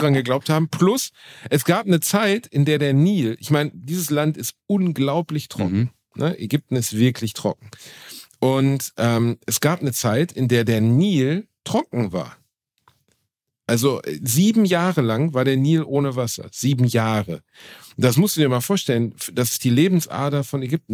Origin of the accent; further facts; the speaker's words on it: Germany; ich bin Deutscher